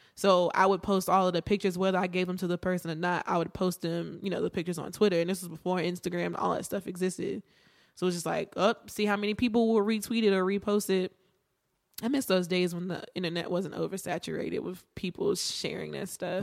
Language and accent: English; Martinsville, Virginia, United States; I am from Virginia, small town, Martinsville